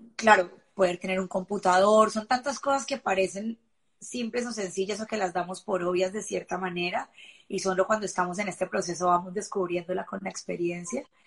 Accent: Colombia; moved away; siendo colombiana

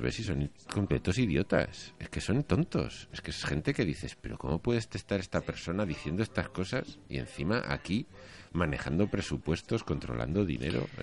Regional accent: Spain

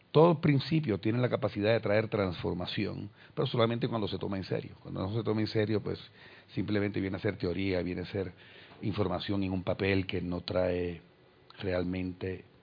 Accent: Puerto Rico; se me escapa alguna pronunciación extraña es porque no soy colombiano o alguna palabra extraña como todavía a estas alturas me sucede. Soy de Puerto Rico.

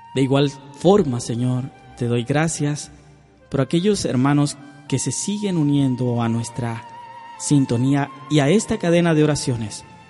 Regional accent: Tamaulipas, Mexico; las oraciones que hacemos a Tamaulipas. Oramos, oramos por mi tierra

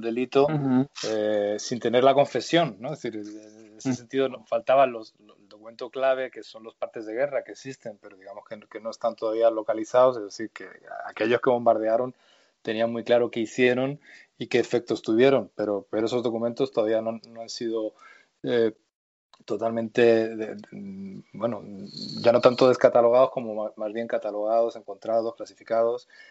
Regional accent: Madrid, Community of Madrid, Spain; los dos somos eh, madrileños y, bueno, también eh, el crecer aquí en Madrid

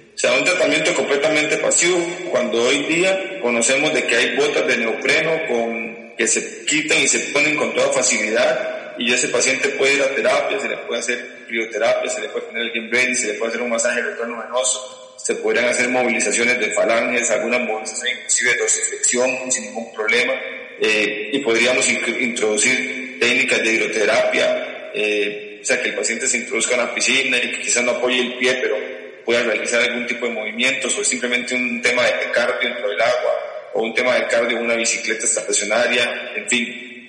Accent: Costa Rica; soy de Costa Rica.

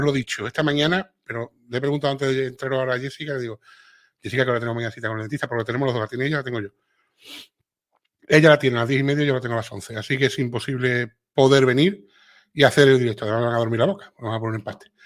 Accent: Cuba; te digo, yo soy cubana y mis amigos españoles se ríen mucho con mis dicharachos y mi forma de hablar.

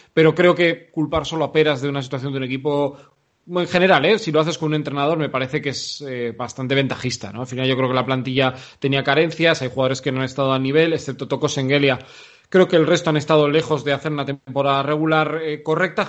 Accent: Vitoria-Gasteiz, Basque Country, Spain; yo nací en Vitoria

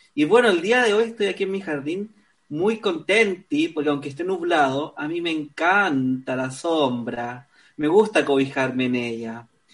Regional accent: Concepción, Biobío, Chile; moved away; also born or lived in Valparaíso; yo nací en Concepción, pero me fui a vivir un tiempo a Valparaíso

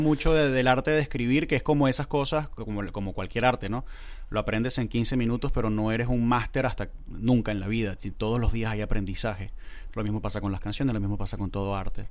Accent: Valencia, Carabobo, Venezuela; moved away; also born or lived in Punto Fijo, Venezuela / Caracas, Venezuela

